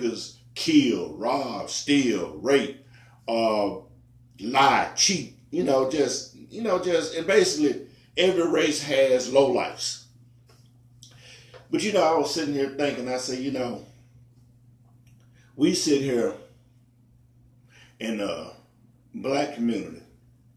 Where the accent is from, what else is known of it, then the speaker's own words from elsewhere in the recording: Memphis, Tennessee, United States; born and raised in America, Memphis, Tennessee